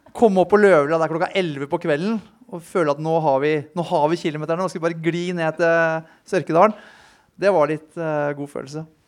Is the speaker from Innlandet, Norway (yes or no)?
no; Tønsberg, Vestfold, Norway; moved away as an adult; now in Oslo, Norway; jeg er fra Tønsberg. Flytta inn hit til Oslo da jeg var 19 år, 20 år.